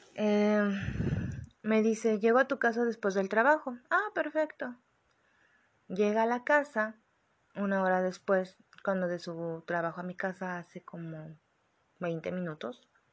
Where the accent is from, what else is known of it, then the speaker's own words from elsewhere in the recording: Guadalajara, Jalisco, Mexico; yo soy de Guadalajara